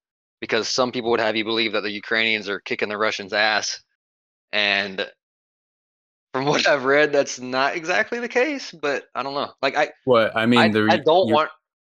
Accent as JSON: {"language": "English", "country": "United States", "said": "being an American dude"}